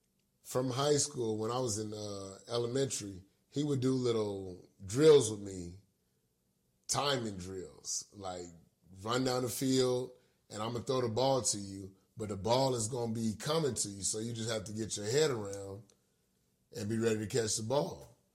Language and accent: English; Los Angeles, California, United States; So yeah, I grew up in 36 in Arlington.